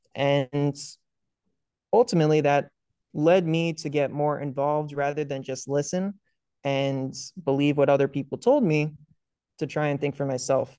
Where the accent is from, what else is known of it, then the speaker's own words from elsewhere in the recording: Northern Virginia, United States; I grew up in Northern Virginia.